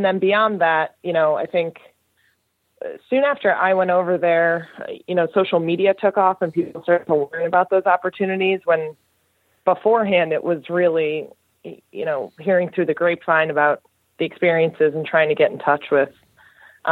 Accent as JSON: {"language": "English", "town": "Fairfield", "region": "Connecticut", "country": "United States", "tie": "born or raised there", "said": "I grew up in Fairfield, Connecticut, and I started playing hockey when I was 5 years old"}